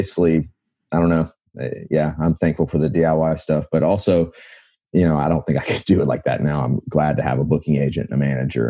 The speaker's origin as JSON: {"language": "English", "region": "the Carolinas", "country": "United States", "said": "Man, I'm from the Carolinas, so I got my start kind of, that was one of the places I would email."}